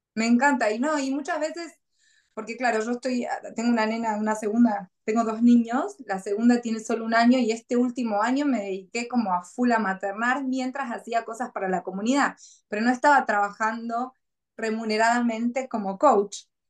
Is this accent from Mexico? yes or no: no; Argentina; moved away as an adult; now in Gold Coast, Australia; no es que no quiera mi país y que deje de ser argentina